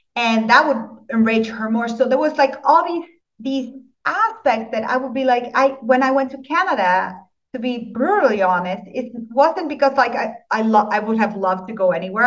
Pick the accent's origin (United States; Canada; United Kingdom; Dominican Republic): Dominican Republic; I was born in the Dominican Republic. My father was Dutch and my mother was Dominican.